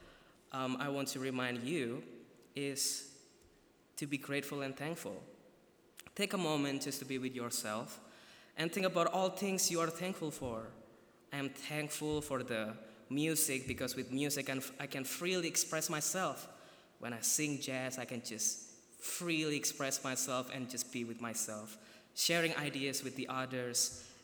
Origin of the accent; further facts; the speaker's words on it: Surakarta, Central Java, Indonesia; moved away as an adult; now in Goshen, United States; I'm from Surakarta, Indonesia